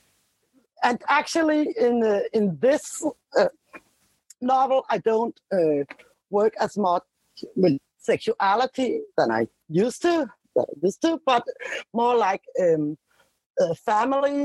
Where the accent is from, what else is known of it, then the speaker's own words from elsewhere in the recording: Denmark; I'm from Denmark